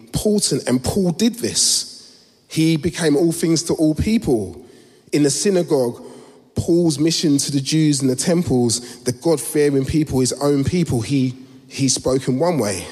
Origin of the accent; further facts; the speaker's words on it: London, United Kingdom; I was born in Southeast London a few years ago, and Peckham's changed